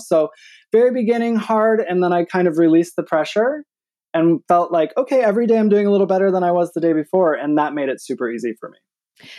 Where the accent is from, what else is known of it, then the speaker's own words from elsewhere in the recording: Michigan, United States; also born or lived in New York City, United States; now in Atlanta, United States; I'm from Michigan, but I was actually, I mean, New York's really home. I was in New York City for the last twenty years